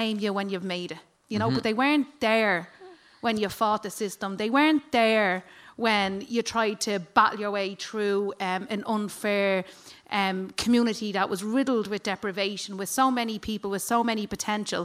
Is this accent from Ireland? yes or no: yes; Dublin, Leinster, Ireland; accent: flat Dublin accent; growing up for me, I grew up in a small little cul-de-sac in Killinarden